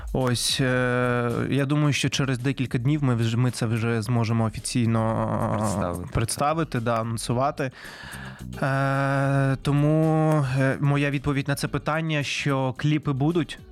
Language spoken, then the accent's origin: Ukrainian; Simferopol, Crimea, Ukraine; moved away; я сам із Сімферополя, це столиця Криму.